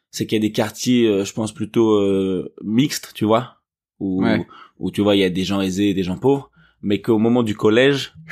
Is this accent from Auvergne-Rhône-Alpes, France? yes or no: no; Paris, Île-de-France, France; moi, j'ai grandi dans le quartier est. là, j'ai grandi dans le 12e arrondissement, enfin, à la frontière euh, entre le 12e et le 11e.